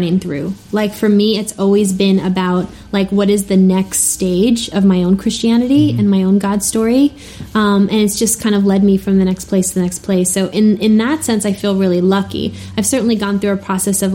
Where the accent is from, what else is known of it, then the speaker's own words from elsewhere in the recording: New York, United States; moved away; also born or lived in Twin Cities / France; I grew up Italian in New York